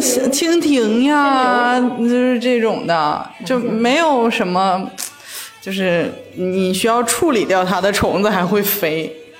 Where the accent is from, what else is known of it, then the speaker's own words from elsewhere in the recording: Shenyang, Liaoning, China; moved away as an adult; also born or lived in Dalian, China; now in Shanghai, China; 因为我是沈阳人嘛